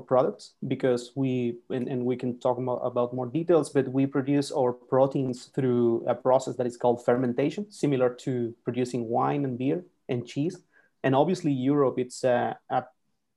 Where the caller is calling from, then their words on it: Santiago, Santiago Metropolitan Region, Chile; also born or lived in San Francisco / Paris; I'm calling from Chile, Santiago. So it's been quite a parkour in between. You know, we went from Santiago to San Francisco and then now to Paris.